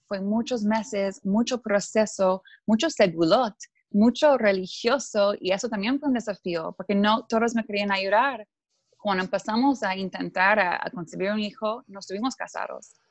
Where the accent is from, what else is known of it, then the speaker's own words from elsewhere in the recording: Canada; Spanish is a second language; moved away as an adult; also born or lived in Mexico / Buenos Aires; yo crecí en Canadá eh, y soy, mi papá es alemán, mi mamá es canadiense